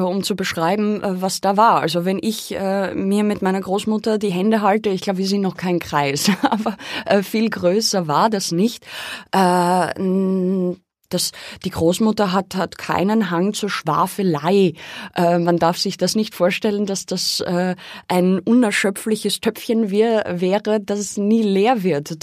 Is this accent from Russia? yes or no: no; Austria; Ich bin dort aufgewachsen am Dorf